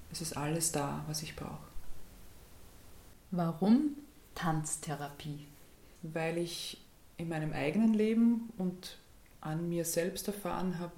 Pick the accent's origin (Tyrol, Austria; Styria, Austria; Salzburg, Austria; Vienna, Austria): Styria, Austria; Graz; Ja, ich bin geboren in Graz, ähm, bin auch dort aufgewachsen, zur Schule gegangen.